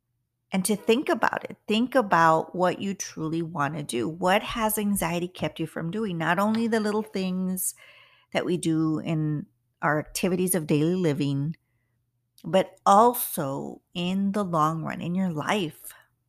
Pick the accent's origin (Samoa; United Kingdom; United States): United States; I'm not white and I'm not all American, which I consider myself all American, but I am Mexican American. So it's a little hard for us in the Latin, the Latinos that are living here in the United States.